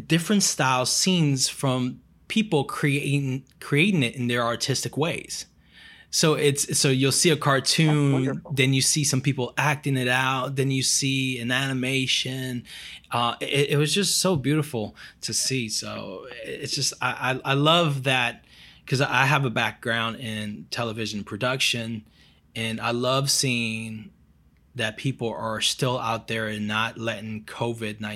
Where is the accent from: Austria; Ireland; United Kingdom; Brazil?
Brazil; moved away; I'm from Brazil